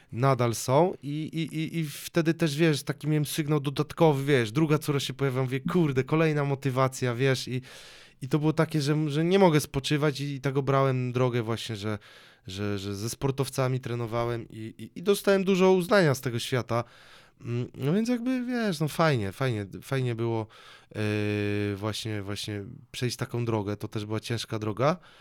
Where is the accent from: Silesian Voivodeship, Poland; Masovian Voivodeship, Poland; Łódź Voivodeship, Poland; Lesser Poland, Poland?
Silesian Voivodeship, Poland; Sosnowiec; moved away; also born or lived in Katowice / Dąbrowa Górnicza / Tuliszków / Toruń; mieszkałem w Sosnowcu yy, u rodziców.